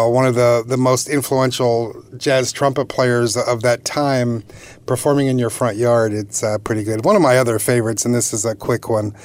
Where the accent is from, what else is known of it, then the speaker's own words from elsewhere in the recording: Philadelphia area, New Jersey, United States; moved away as an adult; also born or lived in Michigan / North Carolina / Virginia; now in New York area, United States; I'm originally from the Philadelphia area